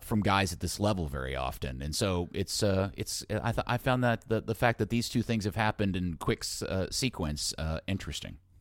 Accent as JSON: {"language": "English", "country": "United States", "said": "as an American"}